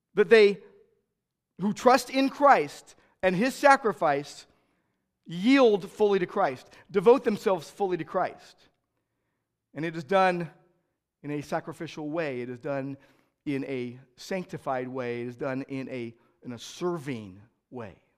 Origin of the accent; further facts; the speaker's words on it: United States; I'm an American